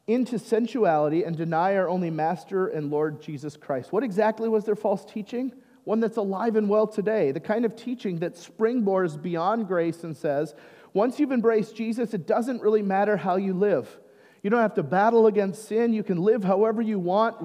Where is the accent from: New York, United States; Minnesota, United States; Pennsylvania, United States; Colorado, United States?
Minnesota, United States; I'm Minnesotan